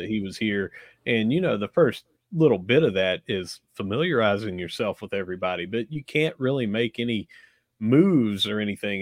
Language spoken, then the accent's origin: English; Gilbert, West Virginia, United States; growing up where I grew up in Gilbert, if you played soccer, you probably got beat up